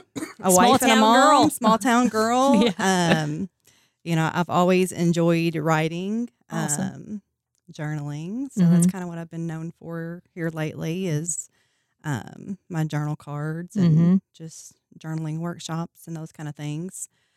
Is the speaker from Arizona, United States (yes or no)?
no; Whitesville, Kentucky, United States; Well, I am from Whitesville. Okay. I've lived there my entire life.